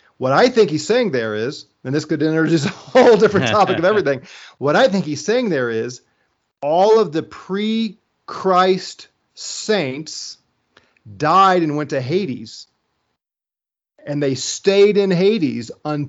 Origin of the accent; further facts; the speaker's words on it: Missouri, United States; And I'm from Missouri, like you, right? Show me. It's a show me state.